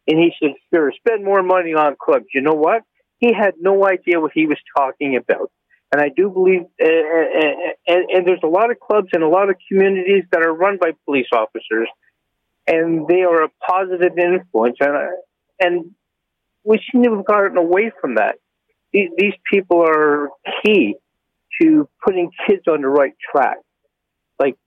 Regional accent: Toronto, Ontario, Canada; now in Woodstock, Canada; I was born in Toronto. I grew up in the Parliament in Winchester area

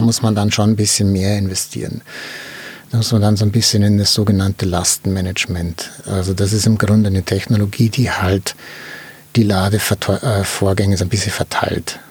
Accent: Germany; wir haben ja in Deutschland

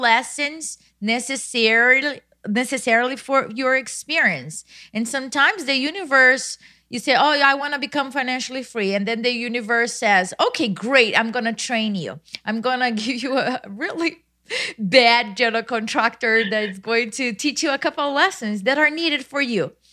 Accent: Brazil; moved away as an adult; now in United States; I was born in Brazil, I went to high school in another town at fourteen years old

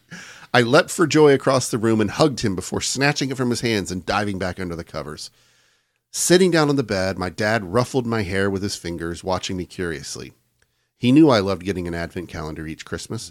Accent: United States

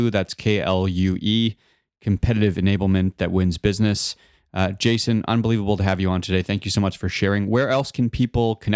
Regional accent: Canada; Well, we're Canadian, yeah, no, so so we're the best.

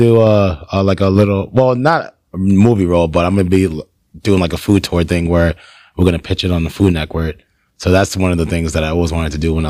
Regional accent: Nigeria; I like Nigerian food too. Cause I'm Nigerian.

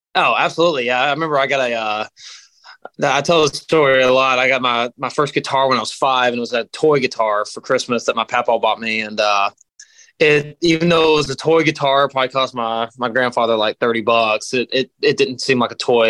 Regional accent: Knoxville, Tennessee, United States; I'm from Tennessee. I'm from Knoxville, Tennessee. Uh, all East Tennessee, man, and uh, proud to be from there

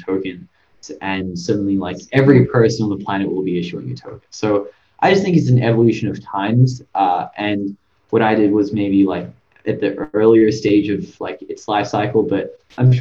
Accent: Sydney, New South Wales, Australia; I came from Australia, Sydney

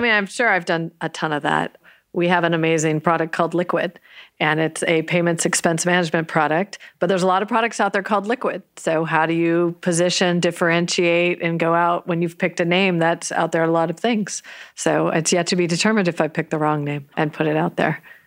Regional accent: San Jose, California, United States; also born or lived in New York; I grew up in Almaden

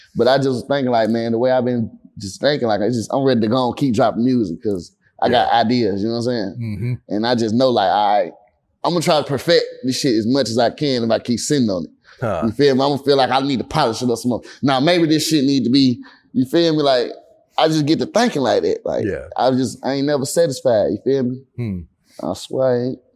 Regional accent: Atlanta, Georgia, United States; I grew up in Atlanta

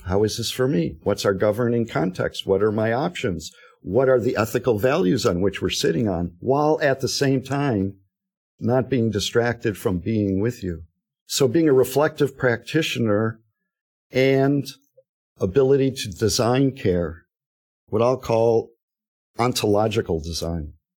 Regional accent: Detroit, Michigan, United States; moved away; I'm from Detroit.

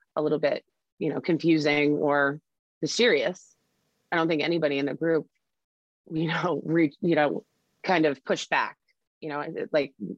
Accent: Concord, Massachusetts, United States; moved away as an adult; now in Vermont, United States; I grew up in Concord, Massachusetts, in the First Parish Church

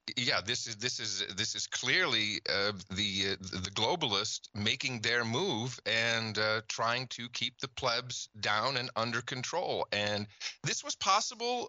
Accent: Netherlands; moved away; I grew up in the Netherlands

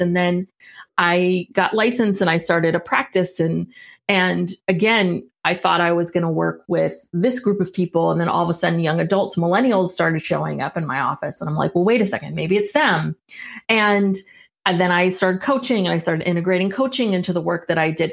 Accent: San Francisco Bay Area, California, United States; also born or lived in Los Angeles; I'm from the San Francisco Bay Area. I'm a Northern California kid.

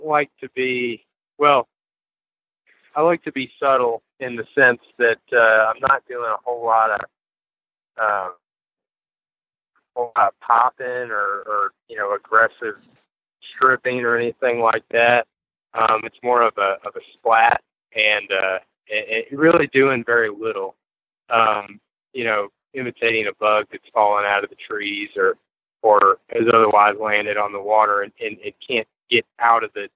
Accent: Fluvanna County, Virginia, United States; Fluvanna County, which is, you know, my home town

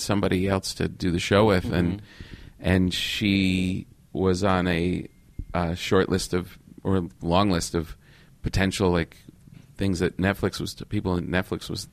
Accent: New York, United States; moved away as an adult; now in California, United States; I'm still a New Yorker, I think, in my heart.

